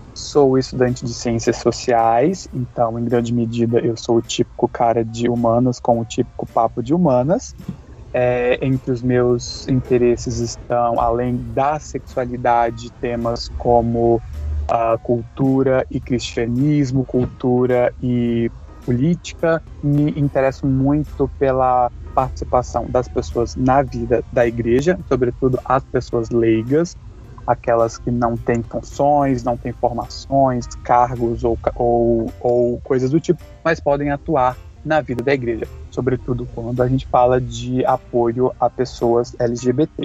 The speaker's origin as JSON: {"language": "Portuguese", "region": "Rio de Janeiro", "country": "Brazil", "said": "sou do Rio de Janeiro"}